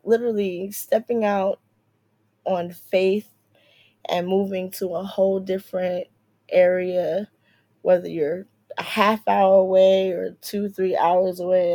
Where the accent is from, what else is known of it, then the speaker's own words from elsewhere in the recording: New Jersey, United States; moved away as an adult; now in DMV (Washington metropolitan area), United States; I grew up in Central Jersey and my adulthood was more in North Jersey